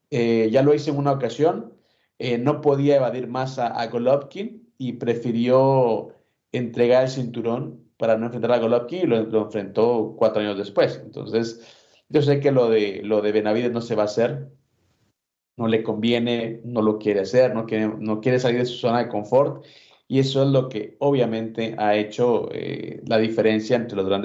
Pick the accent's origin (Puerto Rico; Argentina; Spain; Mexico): Mexico; que lo vea como el único campeón que nos representa como mexicanos